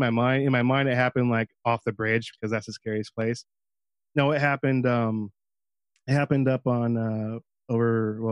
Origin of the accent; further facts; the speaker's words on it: Chelan, Washington, United States; also born or lived in Manson, Washington; So I was born in Lake Chelan, Washington, and grew up in Chelan and Manson